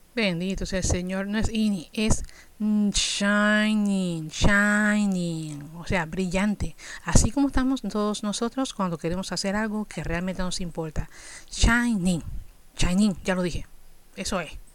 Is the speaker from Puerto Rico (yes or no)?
yes; Puerto Rico; somos ciudadanos americanos